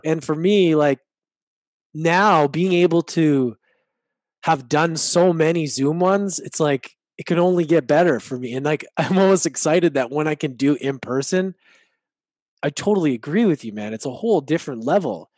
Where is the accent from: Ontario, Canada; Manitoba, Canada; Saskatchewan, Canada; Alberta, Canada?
Alberta, Canada; Edmonton; growing up in Edmonton